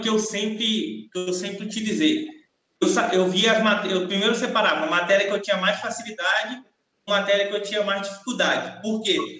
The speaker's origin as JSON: {"language": "Portuguese", "town": "Salvador", "region": "Bahia", "country": "Brazil", "moved": "yes", "said": "como eu saí de Salvador tem muito tempo, meus pais não moram mais em Salvador"}